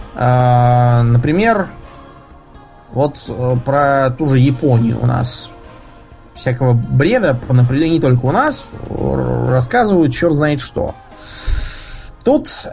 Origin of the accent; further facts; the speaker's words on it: Moscow, Russia; из Москвы